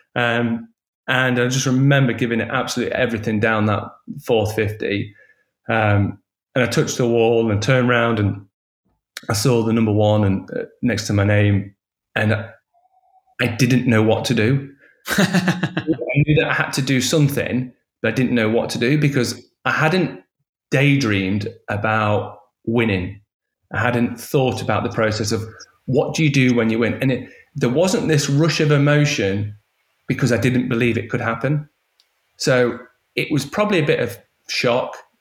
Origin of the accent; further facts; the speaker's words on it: Belper, East Midlands, United Kingdom; growing up in Derbyshire in Belper, some really small town